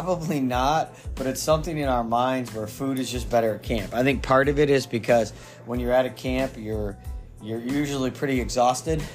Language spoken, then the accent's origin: English; Midwest, United States; now in Maine, United States; I grew up in the Midwest.